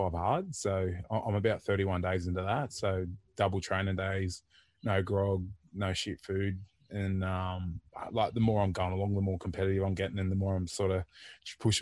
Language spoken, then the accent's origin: English; Port Macquarie, New South Wales, Australia; also born or lived in Sydney; I grew up in Port Macquarie